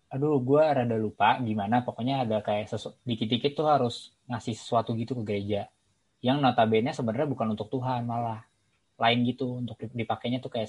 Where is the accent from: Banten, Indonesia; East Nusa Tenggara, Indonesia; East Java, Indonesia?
Banten, Indonesia; Tangerang Selatan; also born or lived in Jakarta; now in Depok, Indonesia; gue lahir di Jakarta tapi ya gue nggak pernah selama itu tinggal di Jakarta gue cuma tinggal di Jakarta untuk beberapa tahun pas gue kecil dan gue pindah ke Tangerang Selatan